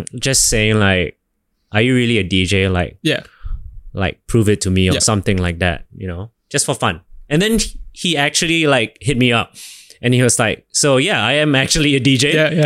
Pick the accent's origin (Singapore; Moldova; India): Singapore; moved away as an adult; also born or lived in Seoul; have been based in a couple of cities before coming back to my hometown in Singapore.